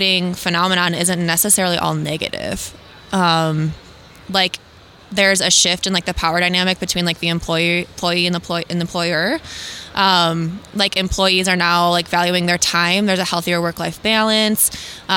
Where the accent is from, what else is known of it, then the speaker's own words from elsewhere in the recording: West Michigan, United States; I'm from West Michigan